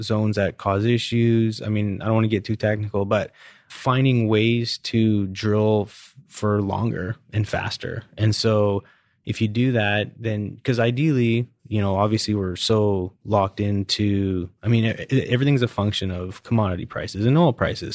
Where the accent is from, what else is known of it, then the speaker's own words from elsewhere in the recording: Canada; now in Houston, United States; I'm Canadian.